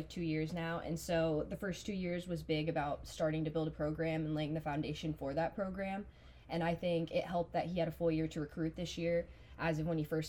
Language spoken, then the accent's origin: English; Auburn, Nebraska, United States; I'm from Auburn, Nebraska.